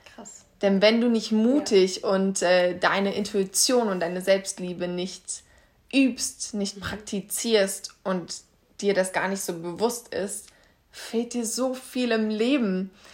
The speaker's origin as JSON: {"language": "German", "town": "Kassel", "region": "Hesse", "country": "Germany", "said": "Ich bin jetzt 25, ich komme aus Kassel"}